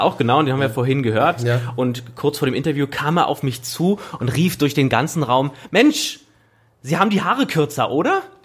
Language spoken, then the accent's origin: German; Leipzig, Saxony, Germany; wir Leipziger